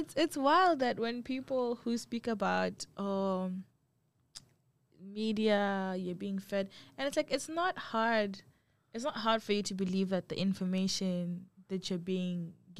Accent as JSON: {"language": "English", "country": "Botswana"}